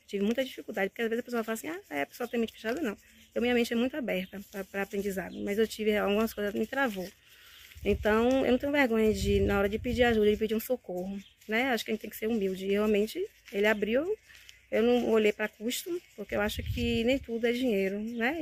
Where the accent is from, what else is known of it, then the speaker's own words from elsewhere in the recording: Santo Amaro da Purificação, Bahia, Brazil; eu sou de Santa Maria da Purificação